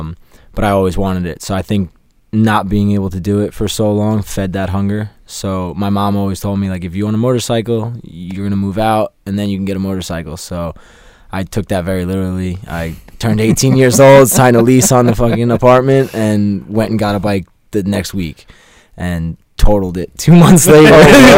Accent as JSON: {"language": "English", "town": "Long Island", "region": "New York", "country": "United States", "lives_now": "Charlotte, United States", "said": "I am originally from Long Island, New York, but I reside in Charlotte, North Carolina."}